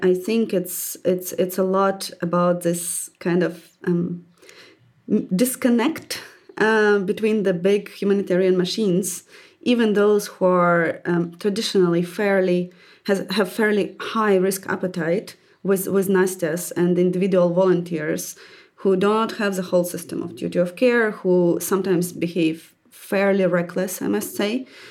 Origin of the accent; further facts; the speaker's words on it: Dnipro, Dnipropetrovsk Oblast, Ukraine; I was a children coach back, back in twenty fourteen in my hometown in Dnipro.